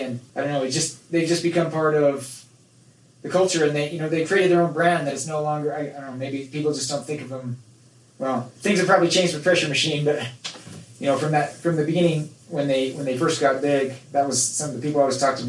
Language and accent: English; Nephi, Utah, United States; moved away as an adult; also born or lived in Texas; when people found out I was from Nephi, you know, I first moved to Texas for my first job.